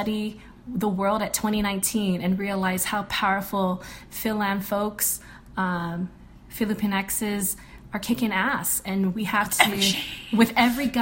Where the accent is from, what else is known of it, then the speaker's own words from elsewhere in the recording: Guam; I grew up in Guam where a majority of the community is brown